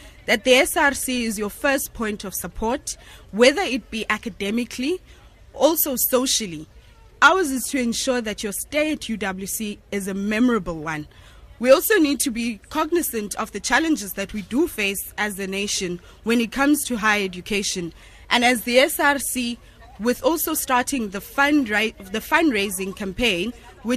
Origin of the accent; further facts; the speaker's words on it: Cradock, Eastern Cape, South Africa; moved away as an adult; now in Cape Town, South Africa; coming from a small town, you end up doing everything in that small town. You go to creche there, go to primary, high school